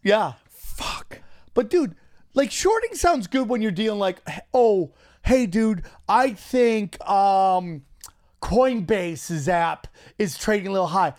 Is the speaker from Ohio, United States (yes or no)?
no; New York, United States; went to college in my hometown's 607